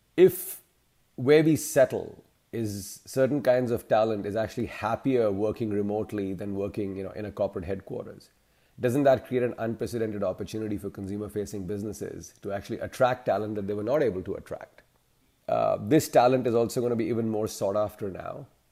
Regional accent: India; now in Chicago, United States; I'm originally from India, but have, uh, made my professional home in the U S.

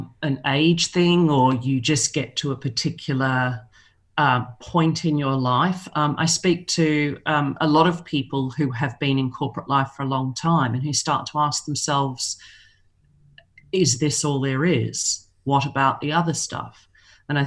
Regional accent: Melbourne, Victoria, Australia; moved away as an adult; now in London, United Kingdom; I'm originally from Melbourne. I've been living here in London for 16 years.

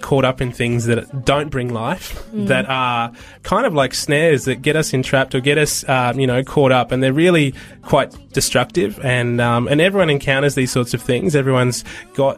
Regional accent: Australia; I'm white, I'm Australian

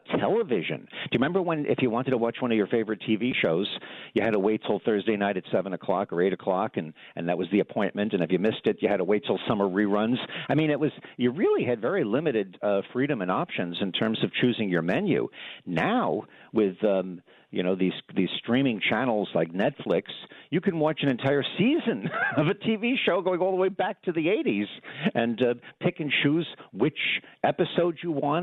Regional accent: Long Island, New York, United States; also born or lived in Brooklyn, New York; I grew up on Long Island. I come from New York. I was born in Brooklyn and spent a lot of my childhood in Brooklyn and my younger days on Long Island

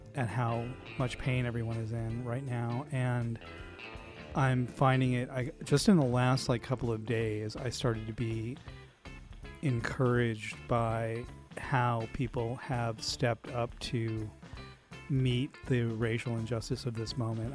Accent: Indiana, United States; I grew up in Indiana

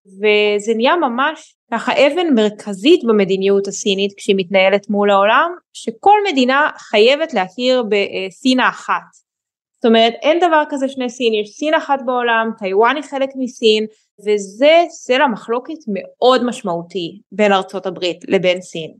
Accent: Israel; אנחנו כישראלים

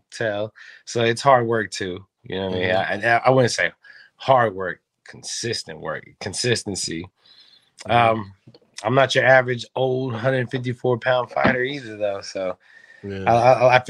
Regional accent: New Mexico, United States; I'm from New Mexico. You know, it's a desert out there, and fighting's one thing we do out there a lot.

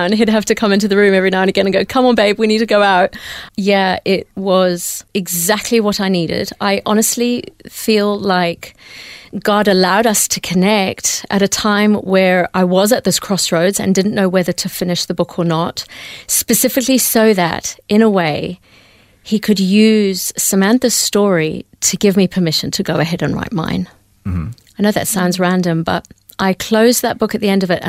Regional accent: India; born there; I was born in India. My dad is a Hindu

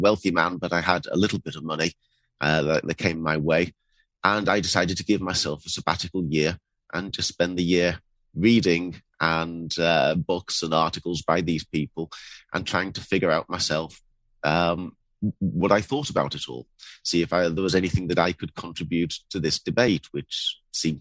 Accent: Bradford, Yorkshire and the Humber, United Kingdom; now in London, United Kingdom; my background is that I was born in Yorkshire, in Bradford

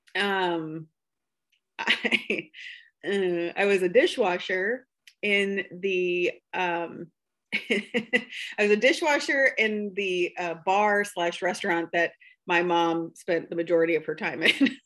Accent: Buchanan County, Iowa, United States; now in Palo, United States; I am from um, Buchanan County. And when I say that, I mean, I'm pretty sure I've lived in every town in Buchanan County

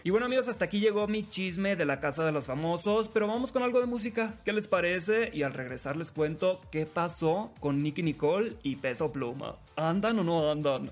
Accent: Sinaloa, Mexico; soy locutor sinaloense

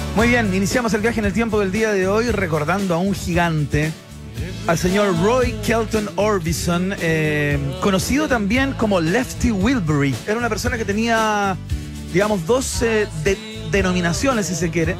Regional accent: Chile; somos chilenos

